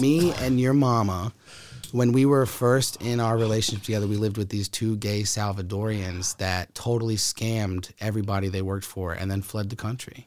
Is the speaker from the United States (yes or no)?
yes; Huddleston, Virginia, United States; also born or lived in Sacramento, California; when I was two years old, adopted, raised in Huddleston, Virginia